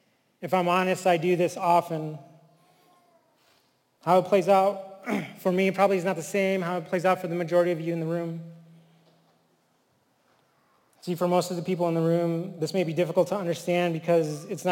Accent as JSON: {"language": "English", "region": "New Mexico", "country": "United States", "said": "I am Native. I am from the Tuatha tribe of New Mexico, the people of the Red Willows."}